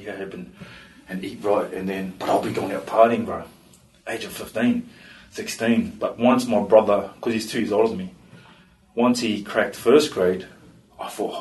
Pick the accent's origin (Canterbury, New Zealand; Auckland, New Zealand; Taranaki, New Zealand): Auckland, New Zealand; moved away as an adult; also born or lived in Australia; now in Christchurch, New Zealand; growing up in East Auckland